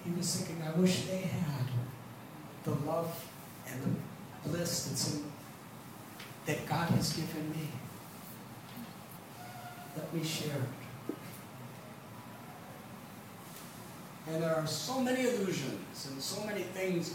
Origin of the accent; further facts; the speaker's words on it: Highland Park, Illinois, United States; moved away as an adult; also born or lived in Chicago; now in India; when you're brought up in the Midwest